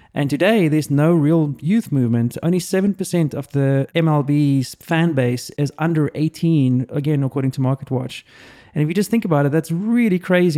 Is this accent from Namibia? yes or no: no; South Africa; now in United States; I grew up in South Africa